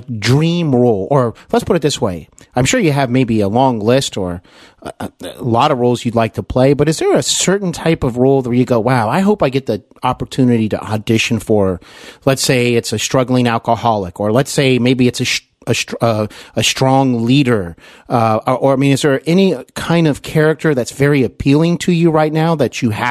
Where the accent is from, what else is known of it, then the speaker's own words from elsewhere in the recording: Cincinnati, Ohio, United States; I'm here in Cincinnati. Yeah. For those that don't know, {S2} there you go. {S1} My hometown.